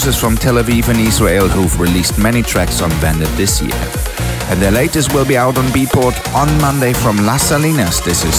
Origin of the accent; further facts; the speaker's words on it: Berlin, Germany; direct from my hometown of Berlin this week.